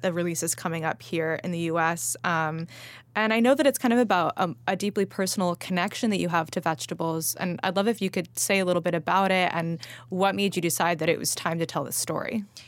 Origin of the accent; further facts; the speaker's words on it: Los Angeles, California, United States; moved away; I grew up eating salad pizza in L